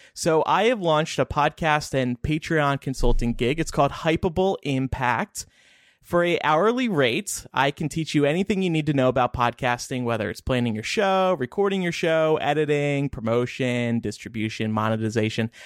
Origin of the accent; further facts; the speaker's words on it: New Jersey, United States; I grew up in South Jersey